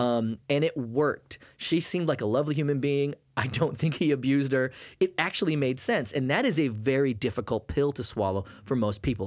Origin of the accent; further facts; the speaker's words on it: Maine, United States; I grew up in Maine